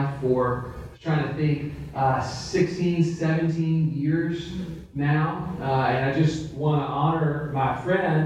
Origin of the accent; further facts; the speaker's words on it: Central Texas, United States; I grew up in Central Texas